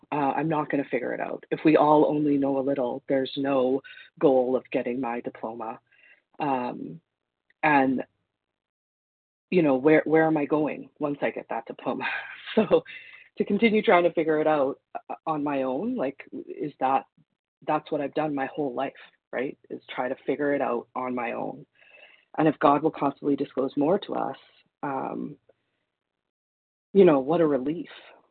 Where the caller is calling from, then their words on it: Manitoba, Canada; Good morning. This is … from Manitoba, Canada.